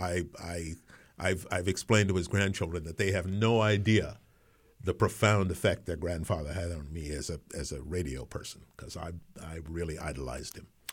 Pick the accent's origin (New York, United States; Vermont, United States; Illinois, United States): New York, United States; New York City; also born or lived in Colón, Panama; I, I grew up, uh, in New York City, although I wasn't born there. Um, I was born in, uh, Cullen, Panama